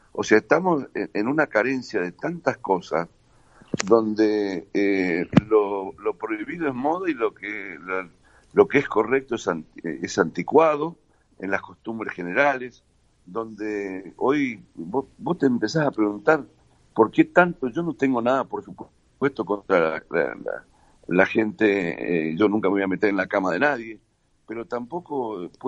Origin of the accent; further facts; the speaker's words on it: Patagonia, Argentina; Acordate que soy patagónico.